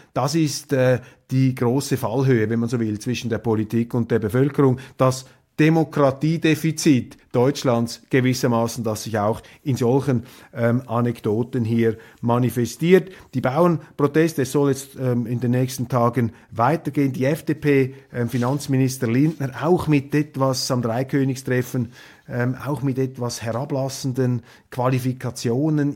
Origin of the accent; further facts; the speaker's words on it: Switzerland; als Schweizer